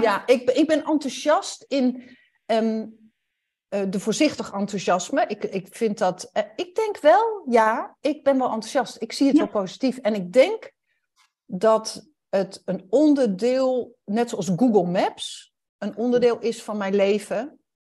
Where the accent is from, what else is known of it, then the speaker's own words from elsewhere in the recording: Netherlands; En dan ben ik een Nederlander die Duits spreekt. Dus dan heb ik een bepaald accent